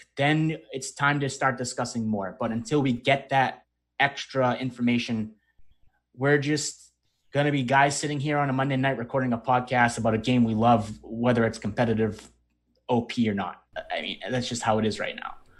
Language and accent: English; Northeast, United States; we're from the Northeast